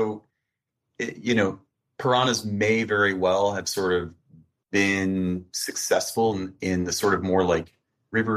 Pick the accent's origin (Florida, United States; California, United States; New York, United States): Florida, United States; I'm like originally from Florida